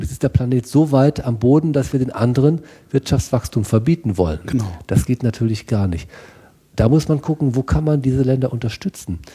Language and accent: German; North Rhine-Westphalia, Germany; also born or lived in Münster; Ich bin auf dem Bauernhof aufgewachsen, ähm, Familienbauernhof ähm, Westfalen